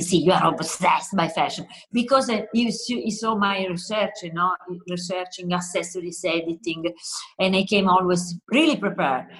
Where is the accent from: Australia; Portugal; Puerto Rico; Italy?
Italy; Southern Italy; English is a second language; moved away; I come from South Italy, where it's typical, no, colorful, joyful.